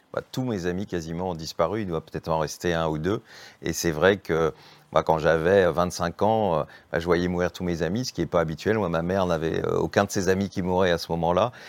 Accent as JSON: {"language": "French", "town": "Béthune", "region": "Hauts-de-France", "country": "France", "tie": "born or raised there", "moved": "yes", "lives_now": "Paris, France"}